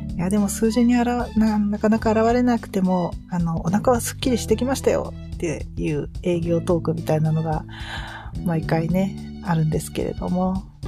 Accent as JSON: {"language": "Japanese", "region": "Kyushu", "country": "Japan", "tie": "born or raised there", "moved": "yes", "said": "うちは私の実家も夫の実家も九州なので"}